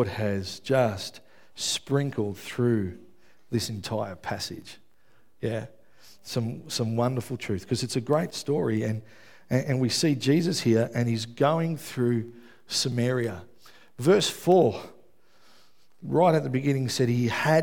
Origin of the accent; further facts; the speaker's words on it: Melbourne, Victoria, Australia; I grew up in Melbourne. I grew up in West Footscray.